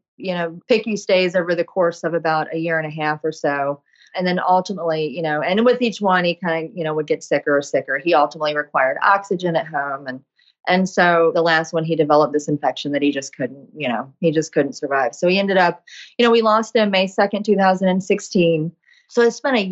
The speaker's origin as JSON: {"language": "English", "region": "East Coast", "country": "United States", "also_born_or_lived": "Chicago area, Illinois", "moved": "yes", "lives_now": "Chicago, United States", "said": "I'm from the East Coast originally"}